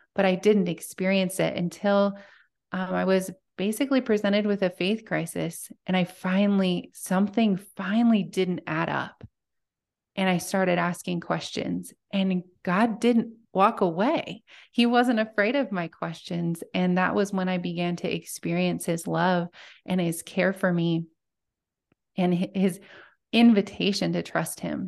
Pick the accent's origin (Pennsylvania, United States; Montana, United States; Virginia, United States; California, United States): Montana, United States; I'm from small town Montana, and I still live there